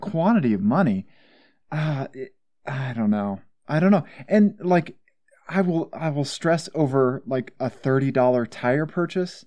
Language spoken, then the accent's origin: English; Missouri, United States; I'm from Missouri